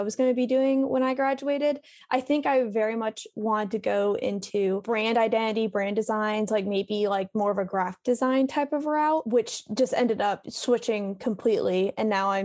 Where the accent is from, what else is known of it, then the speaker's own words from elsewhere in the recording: Raleigh, North Carolina, United States; moved away as an adult; also born or lived in Columbia; now in Raleigh, United States; I moved back to Raleigh, North Carolina, which is where I'm originally from